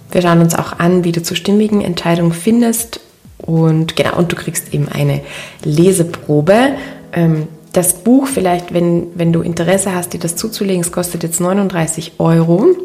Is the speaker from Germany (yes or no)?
no; Linz, Upper Austria, Austria; Ich wollte diese Podcast-Folge ja eigentlich in meiner Heimatstadt in Linz in Oberösterreich aufnehmen.